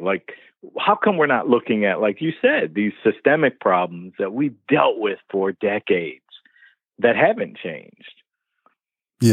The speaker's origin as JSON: {"language": "English", "town": "Detroit", "region": "Michigan", "country": "United States", "tie": "born or raised there", "said": "me growing up in Detroit, black kid"}